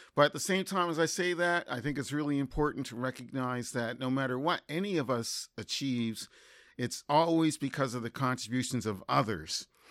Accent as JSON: {"language": "English", "town": "Windsor", "region": "Nova Scotia", "country": "Canada", "tie": "born or raised there", "accent": "Nova Scotian", "moved": "yes", "said": "Windsor, Nova Scotia."}